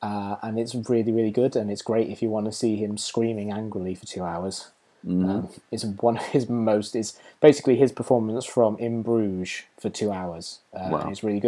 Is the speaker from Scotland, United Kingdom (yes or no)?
no; Market Bosworth, East Midlands, United Kingdom; moved away; I marched through my hometown of Market Bosworth and past two of the pubs that I lived in when I lived there.